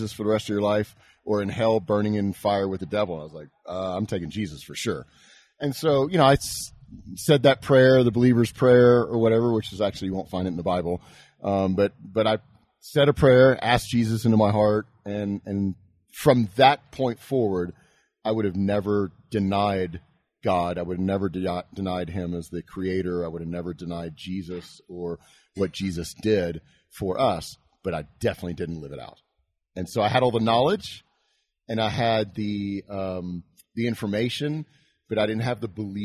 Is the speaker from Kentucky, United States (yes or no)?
no; Houston, Texas, United States; I grew up in Houston, Texas.